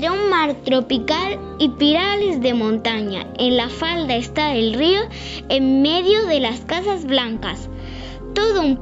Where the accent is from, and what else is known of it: Vélez de Benaudalla, Andalusia, Spain